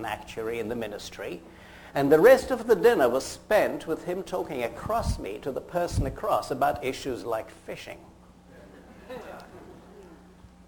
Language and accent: English; United Kingdom; accent: British; moved away as an adult; also born or lived in Fort Frances, Ontario, Canada / Edinburgh; now in United States; I graduated, as you worked out from my accent, in Britain. I'm an Edinburgh graduate